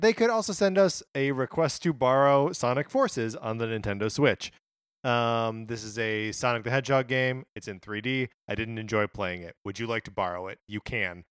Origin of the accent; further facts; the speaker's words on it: Wisconsin, United States; I grew up in Wisconsin